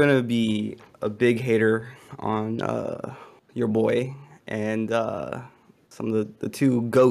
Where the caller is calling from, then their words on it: North Carolina, United States; I'm calling from North Carolina.